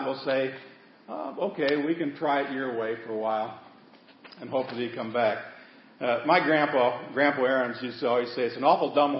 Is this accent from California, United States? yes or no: no; Seward, Nebraska, United States; I was raised in the Holy Land, Seward, Nebraska